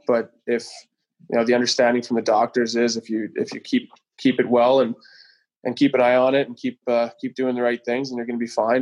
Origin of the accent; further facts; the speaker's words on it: Pilot Butte, Saskatchewan, Canada; also born or lived in Regina; I was just outside in White City in Pilot Butte, where I grew up just outside